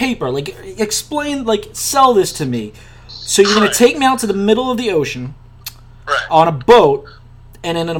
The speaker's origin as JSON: {"language": "English", "town": "New Orleans", "region": "Louisiana", "country": "United States", "tie": "born or raised there", "said": "we grew up in New Orleans"}